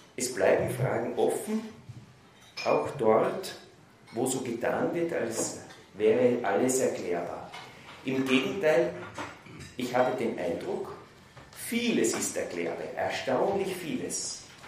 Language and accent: German; Vienna, Austria; Ich bin in Wien aufgewachsen, dort ins humanistische Gymnasium gegangen